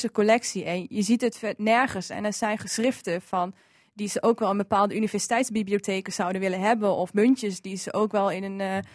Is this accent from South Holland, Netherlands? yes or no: no; Nieuw-Dordrecht, Drenthe, Netherlands; ik ben zelf opgegroeid in Nieuw-Dordrecht, ook in dezelfde straat als het museum